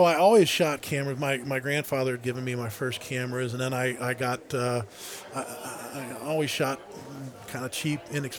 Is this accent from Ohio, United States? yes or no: yes; Warsaw, Ohio, United States; Is a coon hunting kid growing up in Warsaw, Ohio, that I just could have never imagined being there or doing those type of things.